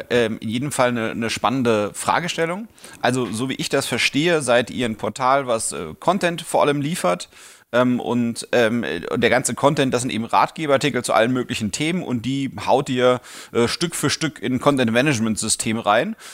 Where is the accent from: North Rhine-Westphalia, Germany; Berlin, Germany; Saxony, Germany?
Berlin, Germany; Das bin ich. Ähm, ich bin aus Berlin, Online-Marketer und habe Spaß an Kniffligem.